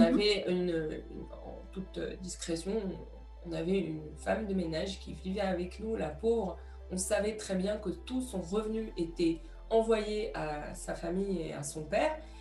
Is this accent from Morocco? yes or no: yes; Morocco; j'ai, j'ai grandi au Maroc